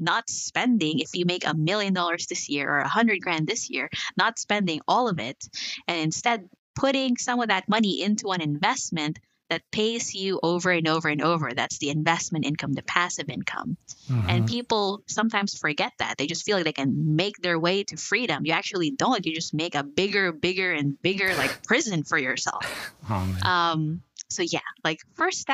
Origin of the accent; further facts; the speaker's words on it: Philippines; moved away as an adult; also born or lived in New Zealand; now in United States; I was born in the Philippines, moved to New Zealand, and I'm here.